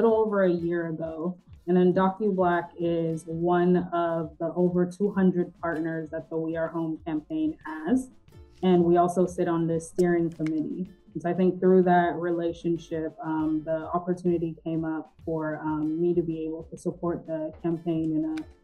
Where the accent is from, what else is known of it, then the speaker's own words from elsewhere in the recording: Atlanta, Georgia, United States; also born or lived in The Gambia; I grew up in Northeast Atlanta on Buford Highway